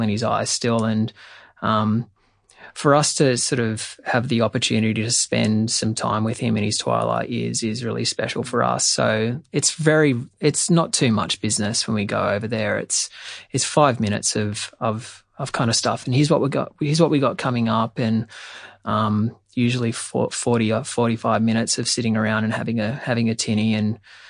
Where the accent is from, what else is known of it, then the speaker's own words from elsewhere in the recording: Australia; also born or lived in New York; both of us, super cynical Aussies